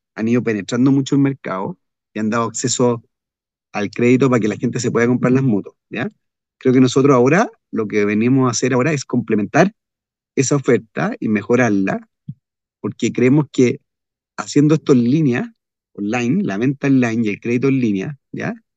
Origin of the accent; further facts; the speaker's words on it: Chile; a mi país, a Chile